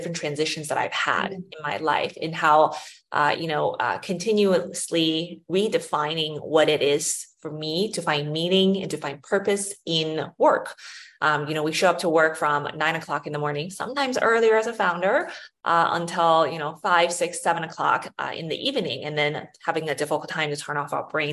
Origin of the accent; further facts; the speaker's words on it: St. Louis, Missouri, United States; also born or lived in China; I was born in China and I moved to St. Louis, Missouri when I was 8 or 9 years old, and then grew up there in the Midwest